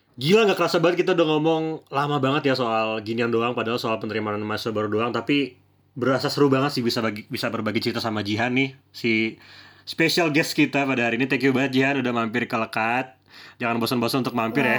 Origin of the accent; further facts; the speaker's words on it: Bekasi, West Java, Indonesia; gue dari Bekasi dari Jawa Barat